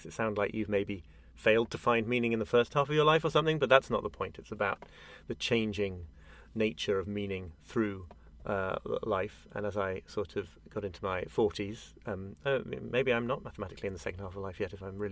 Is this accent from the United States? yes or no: no; United Kingdom; as a Brit